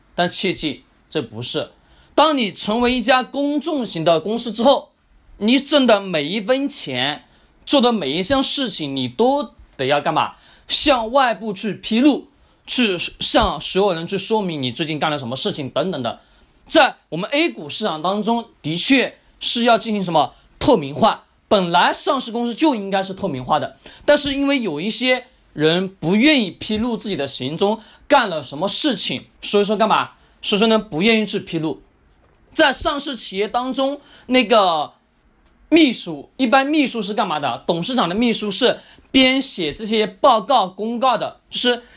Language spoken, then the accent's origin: Chinese; China; 我们中国人的一个特性